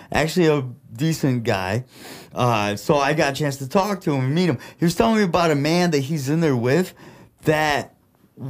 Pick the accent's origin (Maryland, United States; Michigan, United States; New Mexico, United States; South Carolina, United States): Michigan, United States; Flint; accent: Midwest; first language Russian; English is a second language; also born or lived in Russia; being an immigrant, growing up in Flint